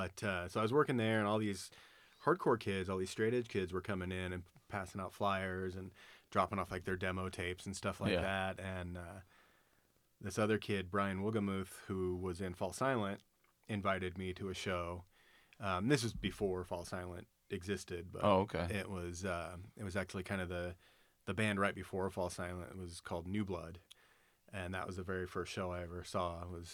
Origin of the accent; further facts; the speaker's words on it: Reno, Nevada, United States; In Reno? Yeah, I was born here.